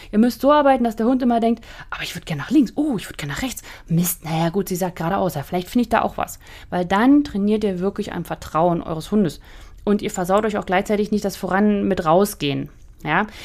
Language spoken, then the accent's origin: German; Northern Germany, Germany; Also ich komme ja aus dem Flachland, also ich war ja in Norddeutschland